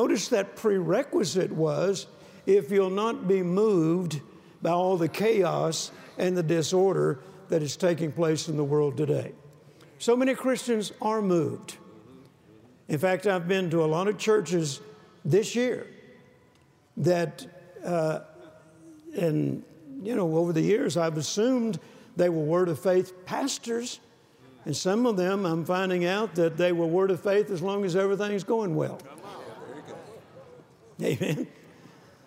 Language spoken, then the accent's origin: English; Louisiana, United States; also born or lived in Mississippi; I was born in Mississippi, and then we moved to Louisiana, and I didn't see my grandparents as often as I did when I was in Mississippi